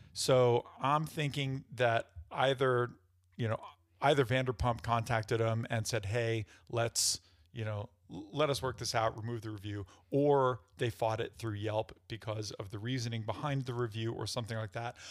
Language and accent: English; New York, United States; now in Denver, United States; I'm from New York